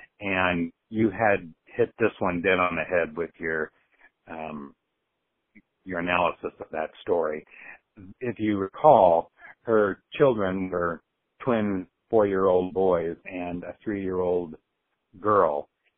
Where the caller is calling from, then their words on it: Iowa City, Iowa, United States; calling from Iowa City